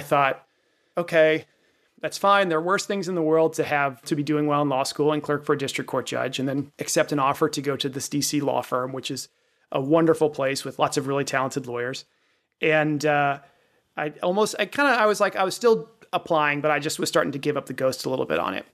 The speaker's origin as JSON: {"language": "English", "region": "Virginia", "country": "United States", "tie": "born or raised there", "said": "I grew up in Virginia, Richmond, which is where I was clerking, was familiar to me."}